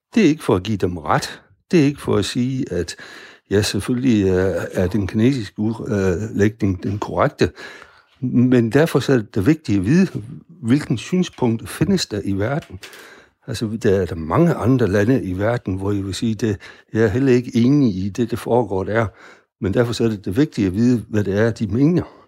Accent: Denmark; vi som danskere

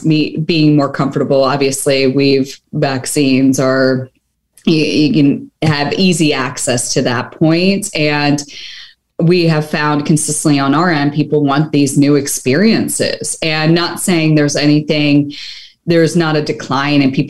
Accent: Philadelphia, Pennsylvania, United States; my hometown of Philadelphia

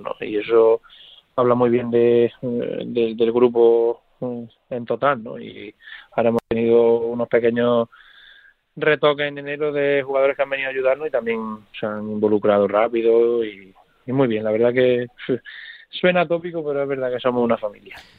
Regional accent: Córdoba, Andalusia, Spain; moved away; Córdoba es el equipo donde, donde crecí, el equipo de, de mi tierra

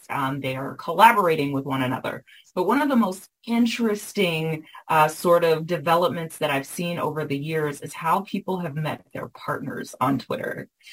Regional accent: the South, United States; I was raised in the South

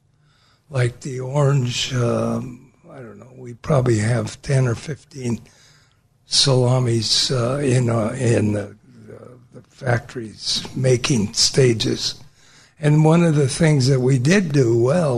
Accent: Yakima, Washington, United States; moved away as an adult; also born or lived in Seattle, Washington / Europe; I grew up in Yakima, actually. Born in Seattle.

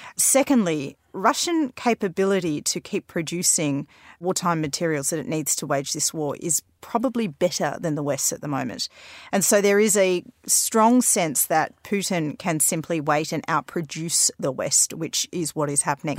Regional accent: Australia; now in London, United Kingdom; growing up in Australia

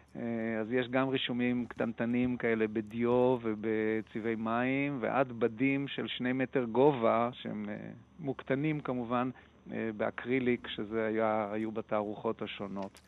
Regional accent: Tel Aviv, Tel Aviv District, Israel; אני תל אביבי מלידה

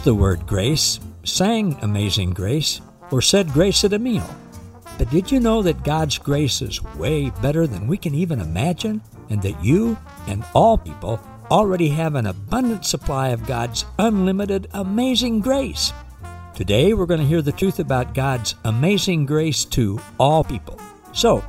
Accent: Kansas, United States; right here in my home state of Kansas

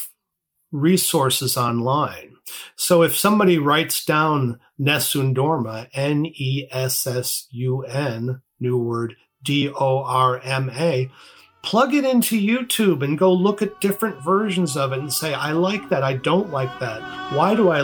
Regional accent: East Coast, United States; moved away as an adult; now in Seattle, United States; I grew up on the East Coast, moved to Seattle in 1980

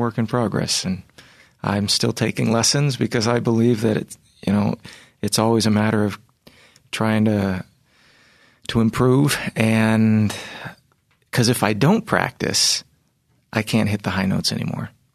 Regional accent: Virginia, United States; I was raised in Virginia

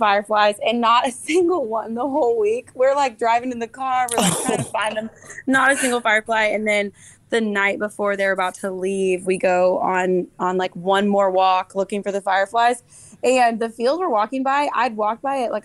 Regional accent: the Northwest, Pacific Northwest, United States; now in Nashville, United States; growing up in the Northwest, we did not have fireflies. And so when we moved to Nashville

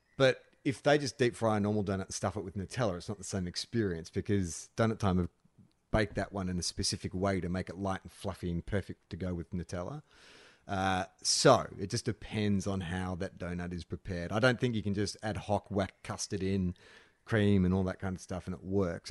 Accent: Australia; moved away; also born or lived in Los Angeles; growing up in Australia

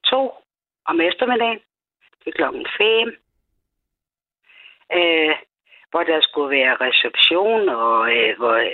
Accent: Odense, Southern Denmark, Denmark; Jeg er jo jeg fra Odense.

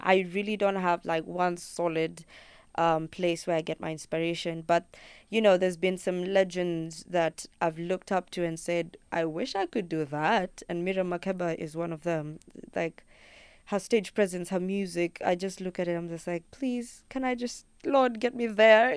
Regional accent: Kenya; first language Luo; English is a second language

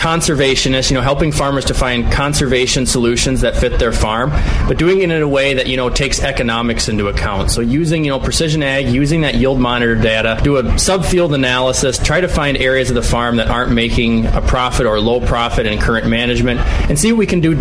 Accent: Driftless region, Midwest, United States; growing up in the Driftless region

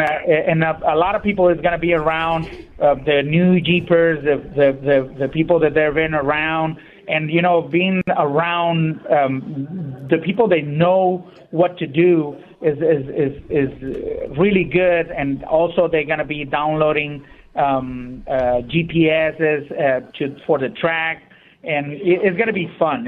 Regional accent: Ensenada, Baja California, Mexico; moved away; I'm, I'm originally from Ensenada

